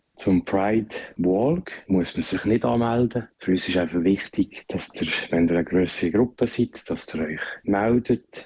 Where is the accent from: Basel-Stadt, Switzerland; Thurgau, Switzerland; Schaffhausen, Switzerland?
Basel-Stadt, Switzerland; Basel; bei uns in Basel